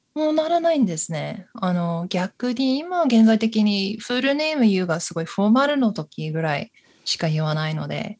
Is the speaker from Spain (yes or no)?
no; United States; Japanese is a second language; moved away as an adult; now in Sapporo, Japan; 私、アメリカ人なんですけど、札幌も20年以上住んでいます。